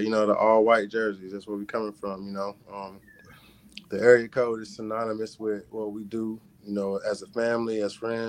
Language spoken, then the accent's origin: English; North Carolina, United States; 9-10, that's where we're from.